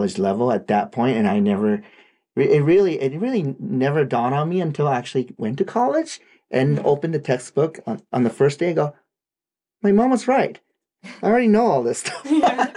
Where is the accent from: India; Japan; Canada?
Japan; first language Japanese; English is a second language; moved away; I did this in my own language too